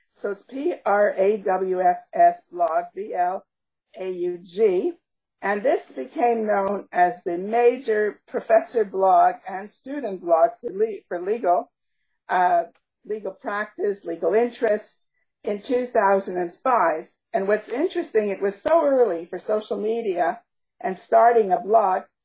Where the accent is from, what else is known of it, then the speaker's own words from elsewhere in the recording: Canada; also born or lived in Montreal / Toronto; we are we are Canadian